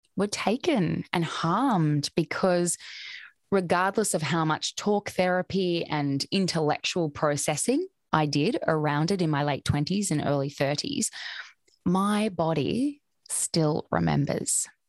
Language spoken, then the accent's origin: English; Australia; I grew up in Australia, where I still currently reside.